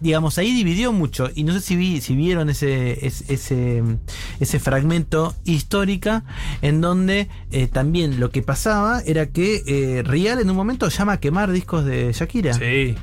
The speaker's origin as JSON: {"language": "Spanish", "region": "Buenos Aires Province", "country": "Argentina", "tie": "born or raised there"}